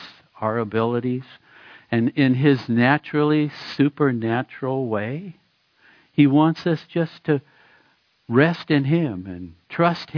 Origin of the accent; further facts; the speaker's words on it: Oregon, United States; moved away; I was born in Oregon.